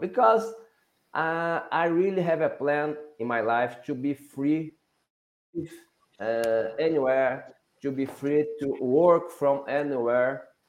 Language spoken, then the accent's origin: English; Brazil; English is a second language; I'm from Brazil. And I work as a lawyer here in my country.